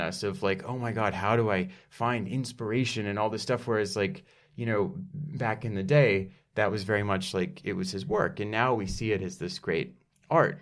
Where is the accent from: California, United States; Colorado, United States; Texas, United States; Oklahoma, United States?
Texas, United States; Dallas; I'm from Dallas, Texas